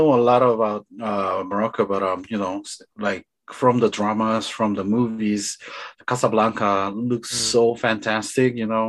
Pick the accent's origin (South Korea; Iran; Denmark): South Korea; Daegu; I'm from Daegu. It's the down south.